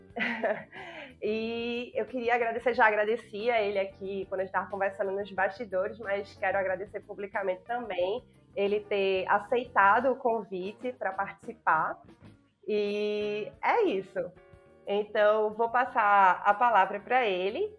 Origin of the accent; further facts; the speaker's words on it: Brazil; E a gente, como brasileiro